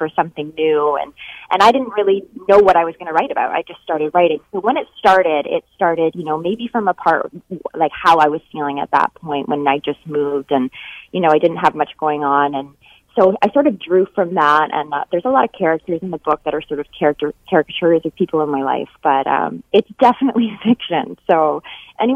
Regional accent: Northern Ontario, Canada; moved away as an adult; also born or lived in Vancouver / California; I grew up in Northern Ontario, moved to Vancouver with my husband

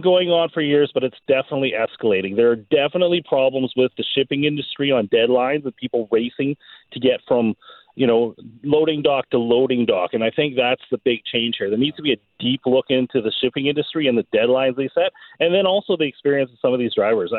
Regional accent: New Westminster, British Columbia, Canada; now in Clearwater, Canada; I grew up in in New Westminster, you know, with the hills and things like

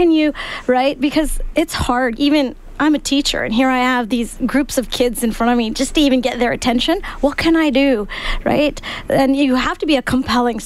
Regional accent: Calgary, Alberta, Canada; moved away; I'm from Calgary originally

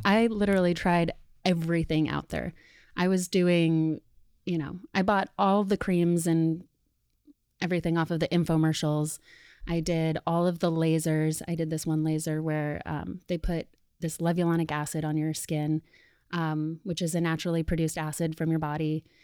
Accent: Sedona, Arizona, United States; moved away as an adult; now in New York, United States; Danielle and I grew up together in Sedona, Arizona

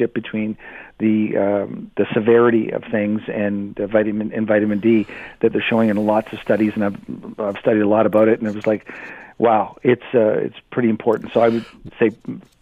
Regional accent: Canada; I'm Canadian

